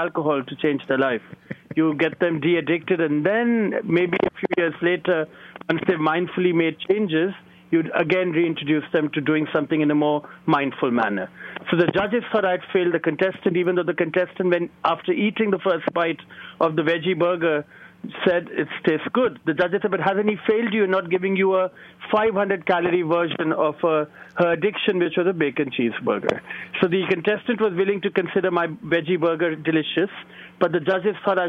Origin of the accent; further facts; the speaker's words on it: New Delhi, Delhi, India; moved away as an adult; now in New York City, United States; the energy that and the sophistication that I grew up with in New Delhi